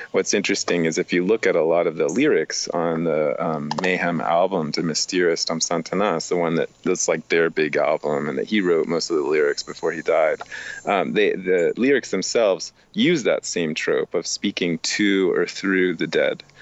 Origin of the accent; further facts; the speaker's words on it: Miami, Florida, United States; I am from Miami